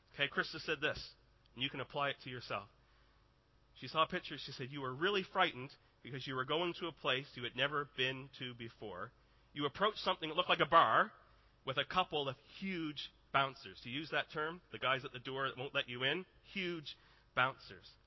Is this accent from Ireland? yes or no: no; Canada; I am Canadian